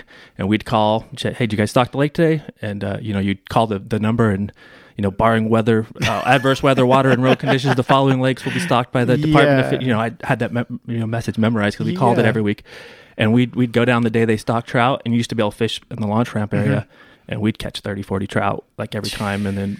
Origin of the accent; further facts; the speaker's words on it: San Dimas, California, United States; now in Rancho Cucamonga, United States; I grew up in San Dimas.